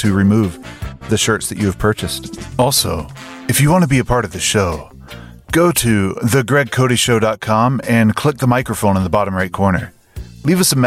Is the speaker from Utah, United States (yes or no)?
no; North Carolina, United States; growing up in North Carolina, you know, and still in the 90s